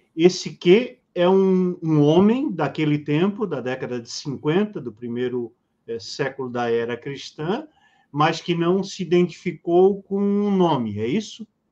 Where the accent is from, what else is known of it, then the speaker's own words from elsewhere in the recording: Rio de Janeiro, Brazil; now in Santa Catarina, Brazil; Rio de Janeiro, minha terra natal